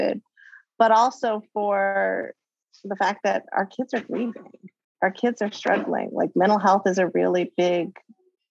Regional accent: Bay Area, California, United States; growing up in the Bay Area in the 80s, late 70s, early 80s

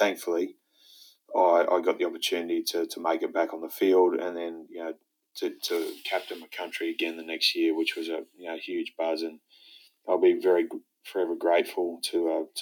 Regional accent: Brisbane, Queensland, Australia; also born or lived in Saudi Arabia / Galway, Ireland / Mount Morgan, Queensland / Rockhampton, Queensland; here in Brisbane, in my hometown

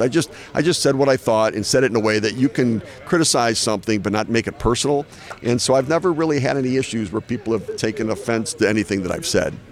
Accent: Detroit, Michigan, United States; I grew up in Detroit

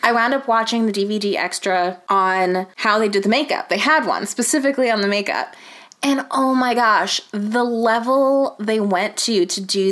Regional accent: United States; as an American

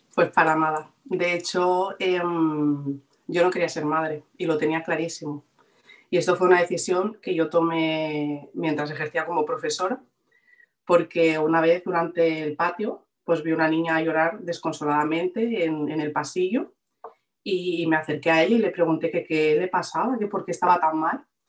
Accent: Barcelona, Catalonia, Spain; vivo en Barcelona, de toda la vida.

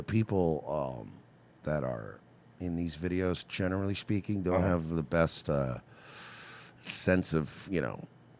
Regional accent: New York, United States; I'm from New York.

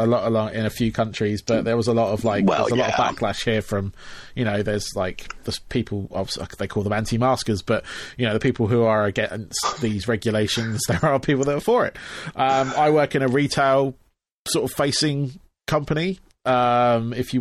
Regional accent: England, United Kingdom; also born or lived in United States; as you can tell by my accent, I am actually from England

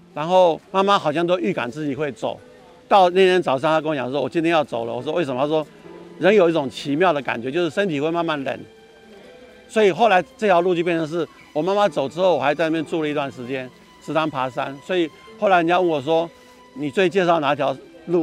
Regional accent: Taipei, Taiwan; 我住在万华长大，那万华是一个很封闭的环境，是个旧社区

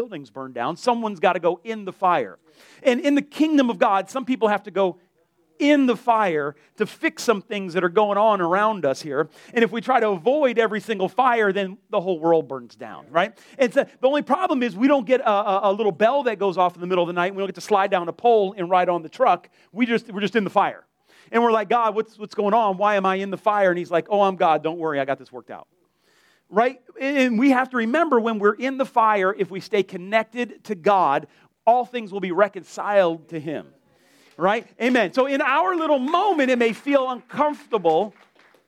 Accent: Delray Beach, Florida, United States; also born or lived in Lake Worth, Florida; I grew up in Delray, and when I moved to Lake Worth

